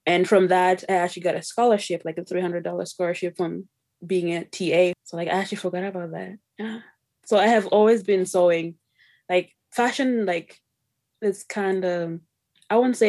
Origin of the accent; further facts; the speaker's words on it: Zimbabwe; now in Canada; I was born in Zimbabwe, came to Canada in 2005.